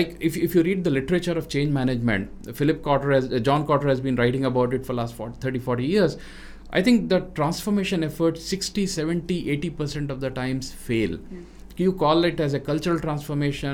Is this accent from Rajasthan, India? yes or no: yes; Rajasthan, India; moved away as an adult; now in South India; as a North Indian who grew up in west of India in Rajasthan and then living in South now for last more than 25 years